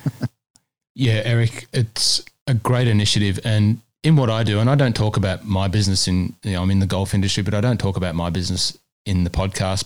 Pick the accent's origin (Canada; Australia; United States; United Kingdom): Australia; New South Wales; now in Melbourne, Australia; my home state of New South Wales